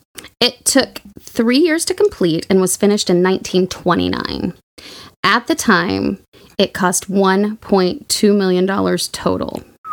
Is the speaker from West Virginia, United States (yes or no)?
no; Oklahoma, United States; I'm from Oklahoma